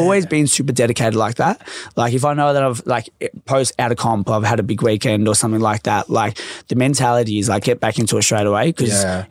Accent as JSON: {"language": "English", "town": "Melbourne", "region": "Victoria", "country": "Australia", "tie": "born or raised there", "said": "So I grew up in Laverton and obviously in the west side of Melbourne."}